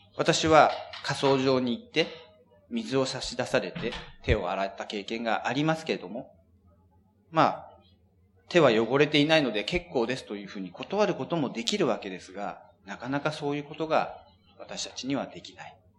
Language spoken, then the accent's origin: Japanese; Japan; 私たち日本人